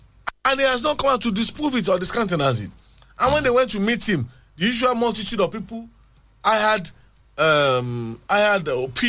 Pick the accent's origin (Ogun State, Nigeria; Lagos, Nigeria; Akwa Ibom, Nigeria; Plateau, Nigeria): Ogun State, Nigeria; Abeokuta; Yes, I'm actually from Isaliake in Abeokuta.